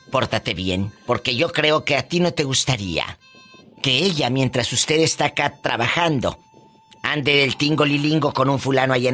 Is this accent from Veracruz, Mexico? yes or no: no; Guanajuato, Mexico; De Guanajuato.